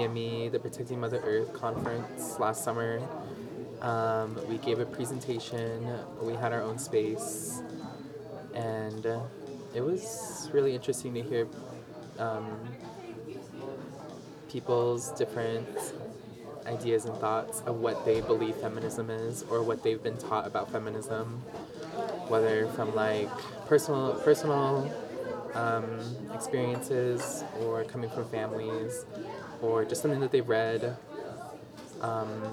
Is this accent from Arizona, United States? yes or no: yes; Big Mountain and Black Mesa region, Arizona, United States; now in Flagstaff, United States; I currently reside in Flagstaff. But I'm originally from the Big Mountain and Black Mesa region